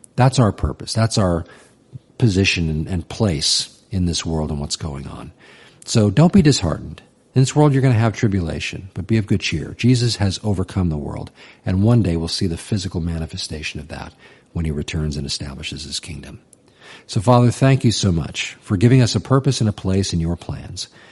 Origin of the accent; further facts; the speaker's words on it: United States; even as an American